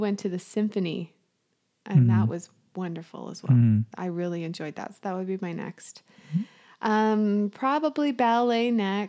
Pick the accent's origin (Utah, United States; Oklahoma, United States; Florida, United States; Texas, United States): Utah, United States; central; moved away; I'm from Utah, central, Utah.